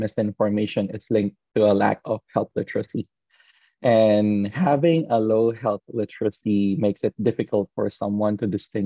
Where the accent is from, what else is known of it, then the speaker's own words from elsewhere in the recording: Philippines; moved away; my hometown, the Philippines